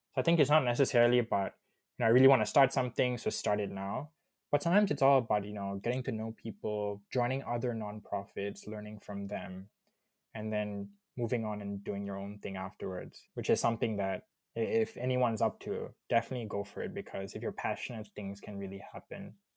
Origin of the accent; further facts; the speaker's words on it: Subang Jaya, Selangor, Malaysia; also born or lived in Kajang, Malaysia / Warwick, United Kingdom; I was born in Subang, actually, but right now living in Kajang.